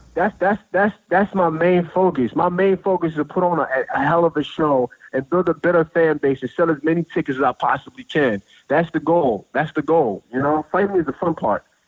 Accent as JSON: {"language": "English", "region": "New Jersey", "country": "United States", "tie": "born or raised there", "also_born_or_lived": "Washington, D.C. area / Maryland", "moved": "as an adult", "lives_now": "Tennessee, United States", "said": "I, I grew up in New Jersey"}